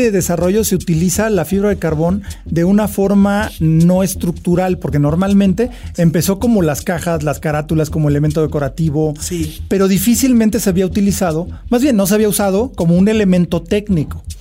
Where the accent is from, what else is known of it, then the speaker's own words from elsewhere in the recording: Mexico; que como mexicano creo que es interesante y es bueno que lo mencionemos